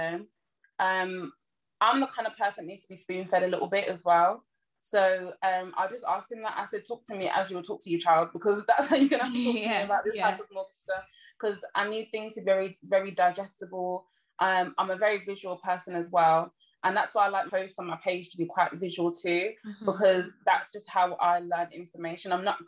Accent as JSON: {"language": "English", "town": "Birmingham", "region": "West Midlands", "country": "United Kingdom", "said": "I'm from Birmingham"}